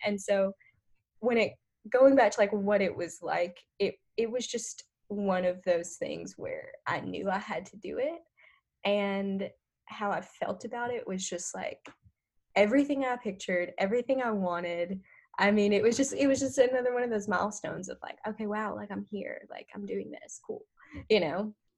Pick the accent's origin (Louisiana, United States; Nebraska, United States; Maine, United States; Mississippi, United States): Louisiana, United States; North; moved away; I'm from North Louisiana